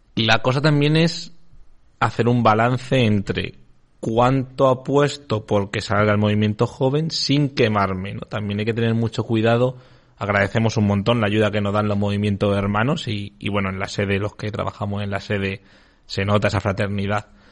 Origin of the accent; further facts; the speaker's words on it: Extremadura, Spain; hablo de mi tierra, Extremadura.